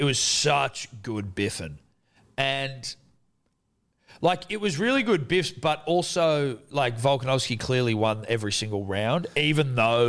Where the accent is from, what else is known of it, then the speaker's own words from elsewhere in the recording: Australia; obviously we're biased Australian to Australian